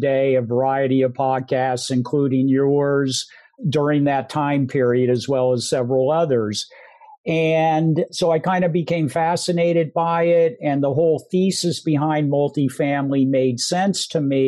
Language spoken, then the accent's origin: English; San Francisco Bay Area, California, United States; I was a pretty typical kid growing up in the San Francisco Bay Area on the San Francisco Peninsula